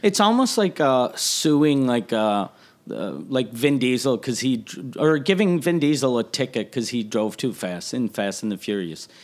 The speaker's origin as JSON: {"language": "English", "town": "Quebec City", "region": "Quebec", "country": "Canada", "said": "I was from Quebec City"}